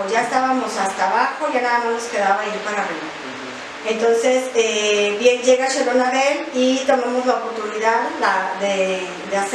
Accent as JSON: {"language": "Spanish", "town": "León", "region": "Guanajuato", "country": "Mexico", "said": "radico aquí en la ciudad de León, Guanajuato, soy de aquí de León, Guanajuato"}